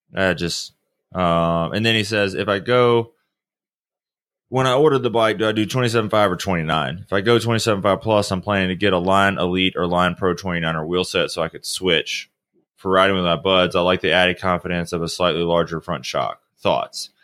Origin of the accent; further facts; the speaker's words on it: the South, United States; I'm from the South